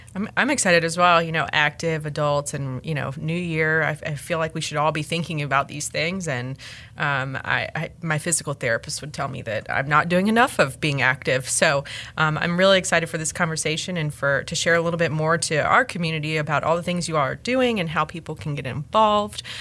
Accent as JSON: {"language": "English", "town": "Raleigh", "region": "North Carolina", "country": "United States", "tie": "born or raised there", "said": "I was born in born in Rex Hospital, raised in Raleigh, and I, I went to high school here"}